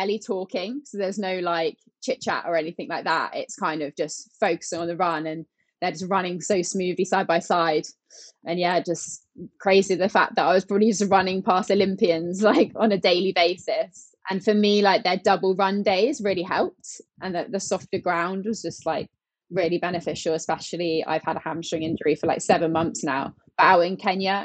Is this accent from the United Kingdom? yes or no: yes; England, United Kingdom; we're from England